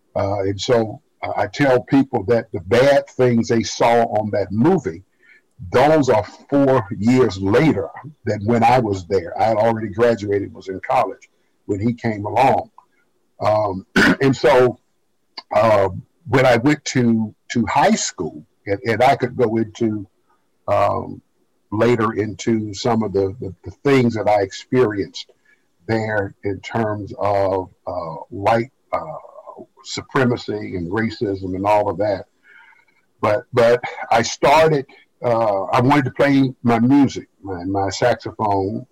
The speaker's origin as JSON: {"language": "English", "town": "Birmingham", "region": "Alabama", "country": "United States", "tie": "born or raised there", "also_born_or_lived": "Montgomery, Alabama", "moved": "as an adult", "said": "I was raised in Birmingham, in segregated Birmingham"}